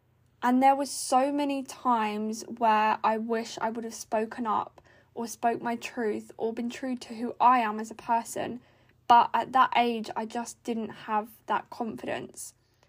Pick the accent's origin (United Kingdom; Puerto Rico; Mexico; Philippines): United Kingdom; South East England; now in Norfolk, United Kingdom; But I then started a job, because I moved to Norfolk from Buckinghamshire, which is like 3 hours away, for, you know, different reasons.